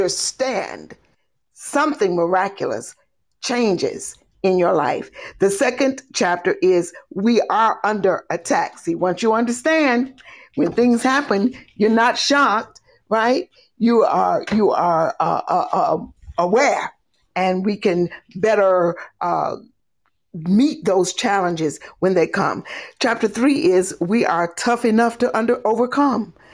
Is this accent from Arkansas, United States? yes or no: no; Monroe, North Carolina, United States; now in New Jersey, United States; I was born in Monroe